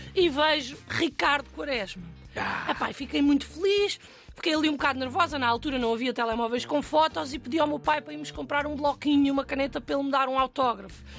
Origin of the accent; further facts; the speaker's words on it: Alentejo, Portugal; eu cresci no Alentejo